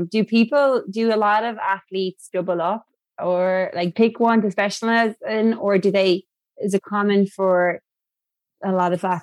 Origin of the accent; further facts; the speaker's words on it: Ireland; I'm Irish